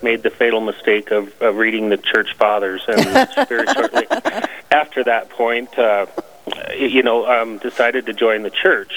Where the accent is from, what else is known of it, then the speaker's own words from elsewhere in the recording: Hot Springs, South Dakota, United States; I am originally from Hot Springs, South Dakota, grew up in this area. I still live in Hot Springs